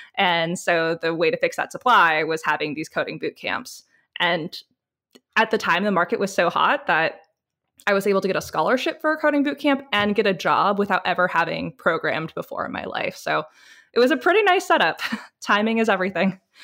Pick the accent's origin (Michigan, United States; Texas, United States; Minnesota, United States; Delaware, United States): Michigan, United States; moved away; coming from Michigan